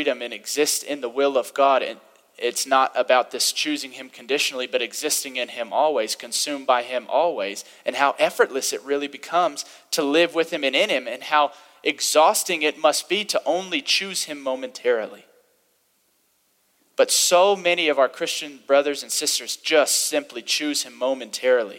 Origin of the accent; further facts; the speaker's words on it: the Bible Belt, United States; I had the privilege of growing up in the Bible Belt a little bit to where it was part of the culture.